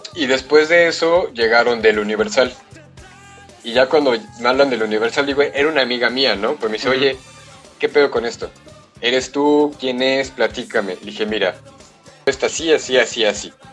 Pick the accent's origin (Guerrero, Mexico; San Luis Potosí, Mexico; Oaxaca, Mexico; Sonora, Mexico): San Luis Potosí, Mexico; yo estudio ya en San Luis desde los cinco años, seis años